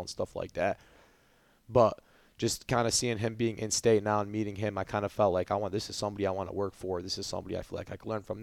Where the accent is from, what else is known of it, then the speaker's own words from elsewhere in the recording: Dearborn, Michigan, United States; also born or lived in Mount Pleasant, Michigan; growing up in Dearborn